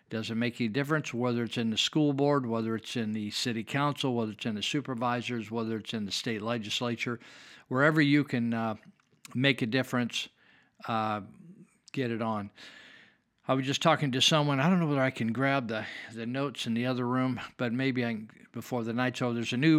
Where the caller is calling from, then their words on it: California, United States; I'm speaking from Northern California.